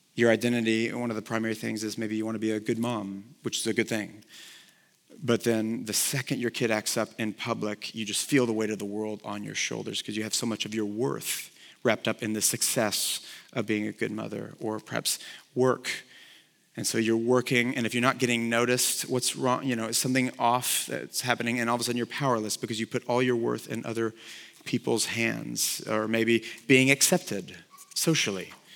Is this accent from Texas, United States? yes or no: yes; Texas, United States; I played football in high school because I grew up here in Texas